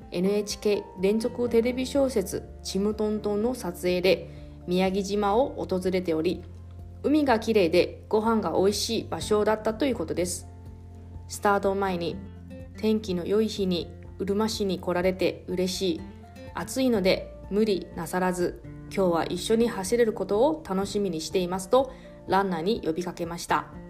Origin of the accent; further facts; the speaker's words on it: Taroko, eastern Taiwan, Hualien County, Taiwan; now in Okinawa, Japan; 地元の台湾の東部の景勝地タロコっていう場所